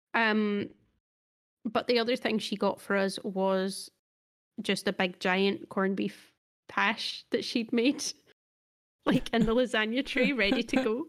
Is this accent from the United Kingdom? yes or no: yes; Scotland, United Kingdom; we're Scottish.